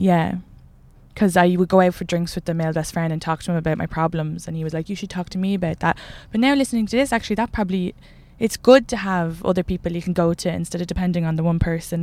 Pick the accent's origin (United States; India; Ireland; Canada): Ireland; Kildare, Leinster; I'm from Kildare